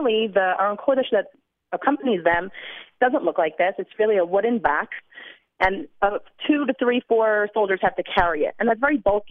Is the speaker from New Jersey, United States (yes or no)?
yes; New Jersey, United States; now in Jerusalem, Israel; I'm from New Jersey.